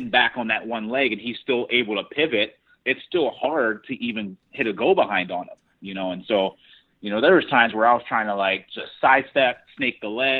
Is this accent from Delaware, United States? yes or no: yes; Delaware, United States; moved away as an adult; also born or lived in Virginia / Pennsylvania; now in Fargo, United States; I grew up in Delaware